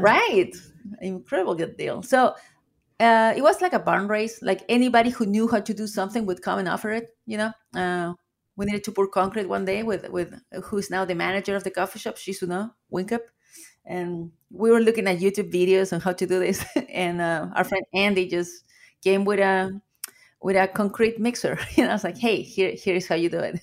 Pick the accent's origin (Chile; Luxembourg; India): Chile; English is a second language; moved away as an adult; now in Seattle, United States; As you can hear with my accent, I am an immigrant from Chile. I came to the US in 2005